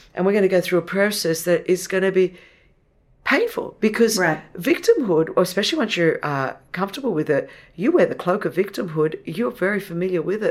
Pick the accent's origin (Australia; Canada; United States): Australia; first language Greek; English is a second language; I was born in Australia, never Australian enough for the Australians because I was Greek. Uh, and didn't speak English until I went to school